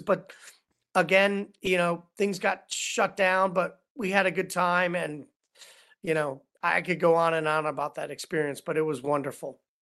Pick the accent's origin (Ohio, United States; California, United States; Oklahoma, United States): Ohio, United States; Cleveland; moved away as an adult; also born or lived in Los Angeles; as a kid growing up in Cleveland, Ohio